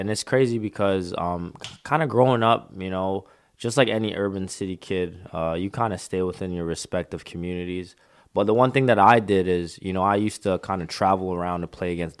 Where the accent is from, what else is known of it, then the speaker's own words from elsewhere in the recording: Scarborough, Ontario, Canada; So I'm originally from Scarborough, Ontario, which is east of Toronto's downtown core. Just like any other kid, kind of grew up in, you know, the inner city, played basketball growing up.